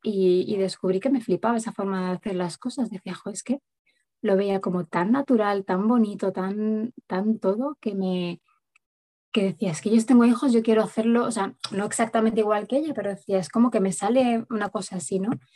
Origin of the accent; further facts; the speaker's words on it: Madrid, Community of Madrid, Spain; moved away as an adult; now in Sierra Norte de Madrid, Spain; vivo en un pueblo de la Sierra Norte de Madrid, aunque soy de Madrid capital